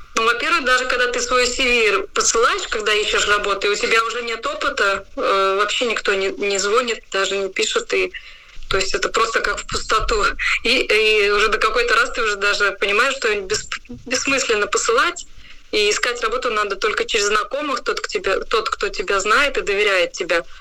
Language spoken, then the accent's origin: Russian; Rēzekne, Latgale, Latvia; я сама из Резекна